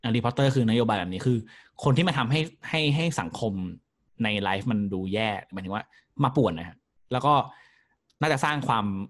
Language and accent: Thai; Prachuap Khiri Khan, Thailand; moved away; also born or lived in Bangkok; บ้านผมอยู่ไกล ผมอยู่ประจวบเนี้ย